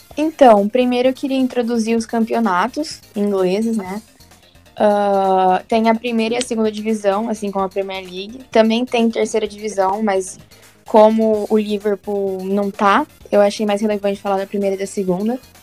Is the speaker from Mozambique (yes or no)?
no; interior of São Paulo, Brazil; eu sou do interior de São Paulo